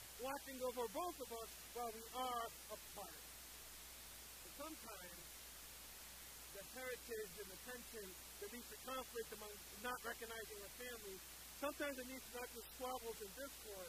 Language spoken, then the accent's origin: English; Liberia; moved away; my home country of Liberia